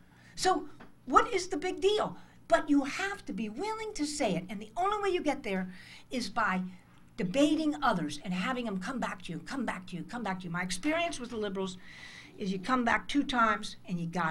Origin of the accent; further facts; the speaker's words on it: United States; I'm an American